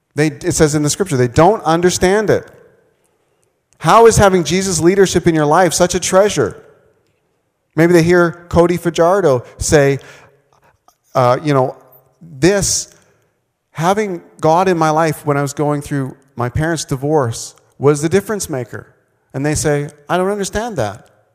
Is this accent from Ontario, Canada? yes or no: no; Manitoba, Canada; also born or lived in Vancouver, British Columbia; now in Saskatchewan, Canada; I grew up in Manitoba.